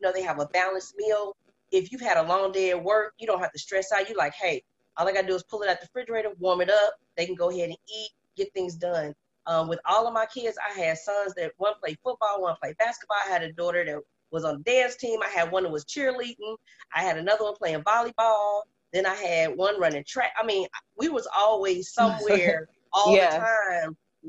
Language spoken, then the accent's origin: English; Alabama, United States; I'm from Alabama, so I believe in Sunday meals. So I make big meals on Sunday.